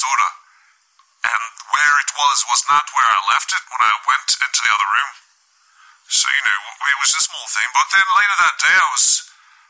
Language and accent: English; United Kingdom; I come from United Kingdom